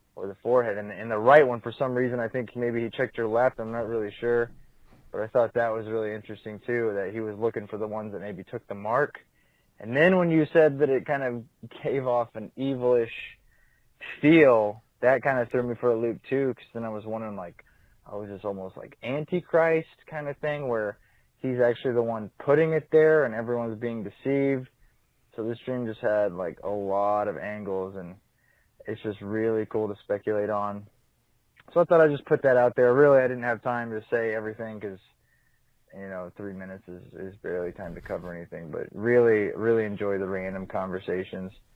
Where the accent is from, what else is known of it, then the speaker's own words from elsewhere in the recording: Champaign, Illinois, United States; I'm actually from Champaign, Illinois